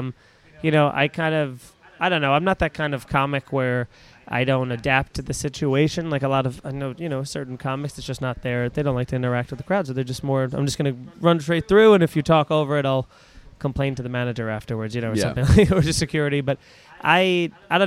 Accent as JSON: {"language": "English", "area": "Long Island", "region": "New York", "country": "United States", "tie": "born or raised there", "said": "I grew up in Long Island."}